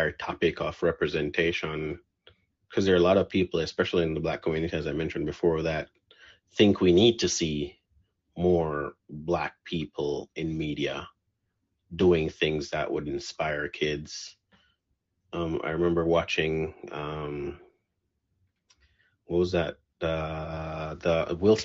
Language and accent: English; Jamaica; moved away; growing up in Jamaica, but I never grew up with the notion that we had limits